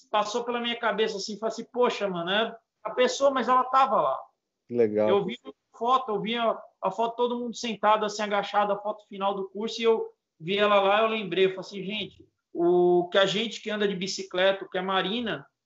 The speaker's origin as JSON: {"language": "Portuguese", "region": "São Paulo", "country": "Brazil", "said": "poxa, eu sou aqui da Zona Leste, eu vou lá conhecer essa galera que luta pela bicicleta"}